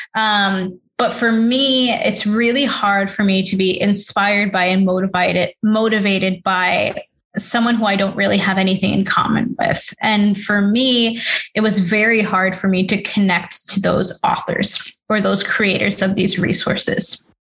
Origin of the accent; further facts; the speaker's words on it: New York City, New York, United States; I grew up in New York City. I was raised in Queens